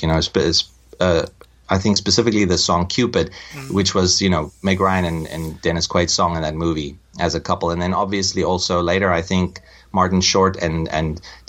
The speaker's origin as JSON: {"language": "English", "country": "South Africa", "tie": "born or raised there", "moved": "yes", "said": "I'm from South Africa and I grew up in the apartheid era."}